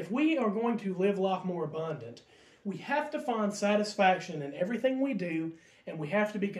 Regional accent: bordering Tennessee, southwestern Virginia, United States; moved away as an adult; now in Lynchburg, United States; I come from the southwestern part of the state, bordering Tennessee. I come from a small county and an even smaller town.

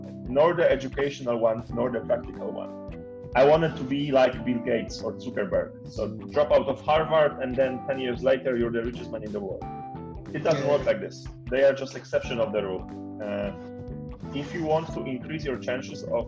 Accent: Poland; moved away as an adult; now in Nigeria; I come from Poland, and Poland is a very homogeneous country.

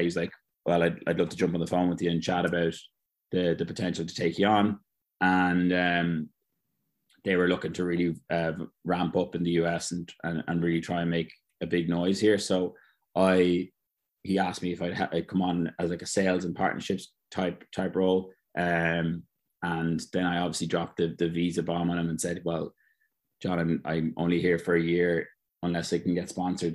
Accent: Ireland; moved away as an adult; now in United States; being an Irish guy

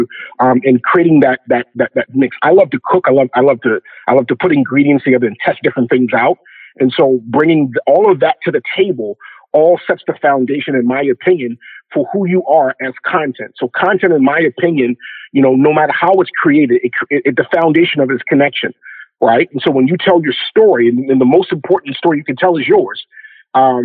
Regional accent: Baltimore, Maryland, United States; I'm originally from Baltimore, Maryland. Grew up on the east side of Baltimore

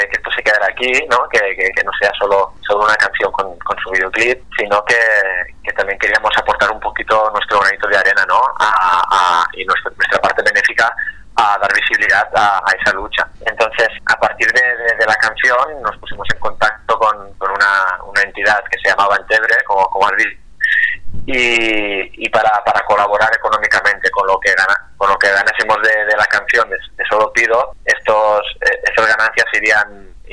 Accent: Tortosa, Catalonia, Spain; de nuestro pueblo, somos de, de Tortosa, Tarragona

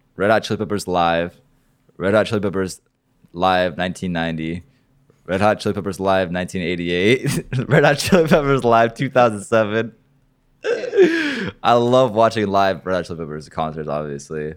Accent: Oregon, United States; now in Miami, United States; I'm not from Florida, I'm from Oregon

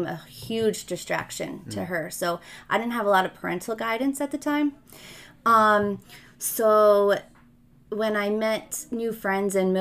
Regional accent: West Milford, New Jersey, United States; also born or lived in Ridgewood, New Jersey; I was born in Ridgewood, New Jersey, and I grew up in a town called West Milford

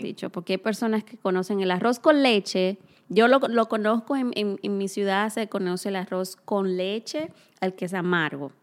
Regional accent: Cibao, Dominican Republic; moved away; nosotras ambas somos dominicanas. Sí. Casualmente de la misma ciudad.

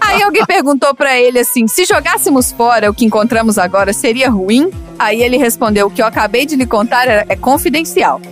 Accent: Minas Gerais, Brazil; eu sou de Minas, né? Minas a gente ah, conta causos.

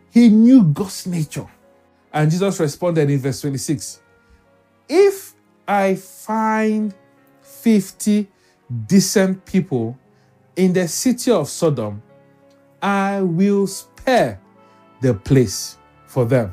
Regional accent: Lagos, Nigeria; Growing up in Lagos

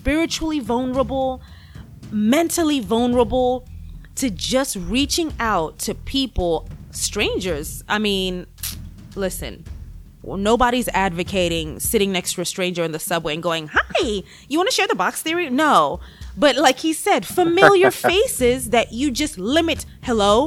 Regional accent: Kenya; now in United States; I am from Kenya, right? And it's funny when I first came, you know, to the U.S., obviously I would hear a lot, oh, you have an accent

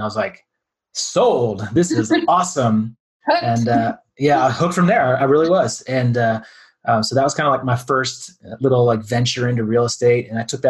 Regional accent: Dallas, Texas, United States; moved away as an adult; also born or lived in San Diego; now in Colorado, United States; So I'm originally from Dallas, Texas, kind of born and raised there and moved to Central Texas about halfway through my younger years.

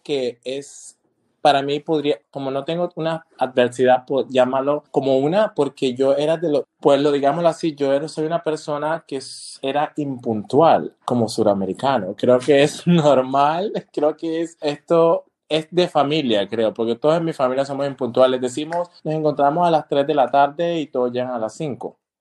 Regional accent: Colombia; also born or lived in Panama; now in Germany; yo cuando salí de Colombia, primero el destino mío fue Panamá, donde estudié.

